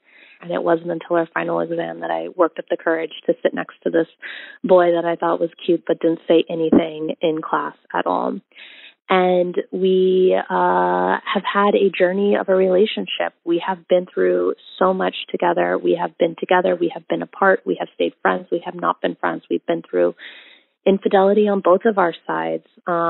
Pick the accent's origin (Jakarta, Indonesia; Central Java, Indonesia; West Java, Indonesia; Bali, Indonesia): Bali, Indonesia; I am multiracial. I grew up in Bali, Indonesia.